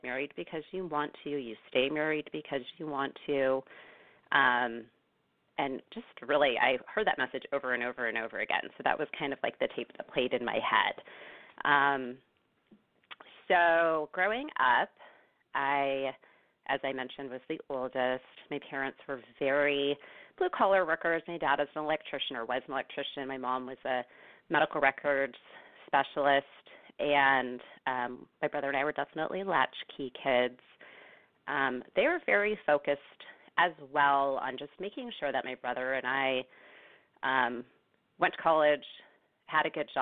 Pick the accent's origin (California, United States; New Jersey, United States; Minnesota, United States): California, United States; Bay Area; now in Northern California, United States; I'm originally from the Bay Area, actually. I grew up there, born and raised there